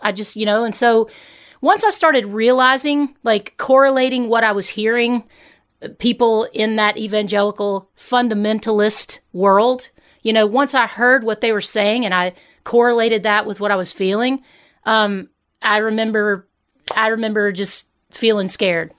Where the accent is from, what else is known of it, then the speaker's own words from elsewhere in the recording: Hernando, Mississippi, United States; moved away; also born or lived in Memphis, Tennessee; I grew up in Hernando, Mississippi